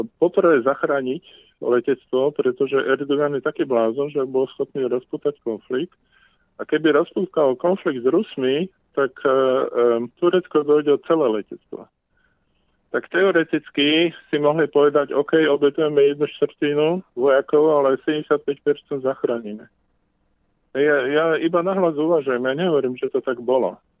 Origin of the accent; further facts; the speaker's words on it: Slovakia; ja som obyčajný Slovak